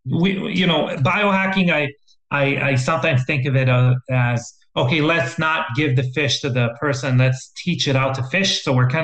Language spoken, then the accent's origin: English; Israel; moved away; I'm from Israel originally. And when I was growing up, when we were going on field trips to the Dead Sea